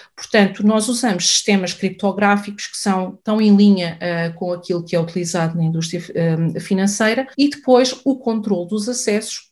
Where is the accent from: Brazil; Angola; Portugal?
Portugal; Nós somos um país europeu